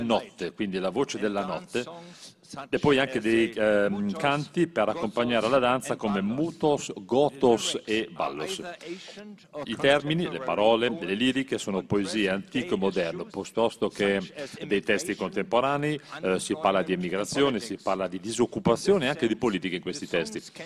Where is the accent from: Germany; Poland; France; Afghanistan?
Germany; Germania, beh, il mio paese